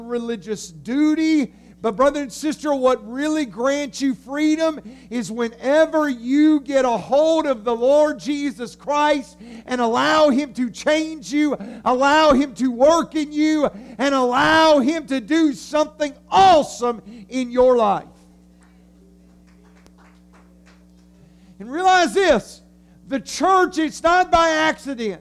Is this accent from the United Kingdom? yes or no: no; United States; we are just Americans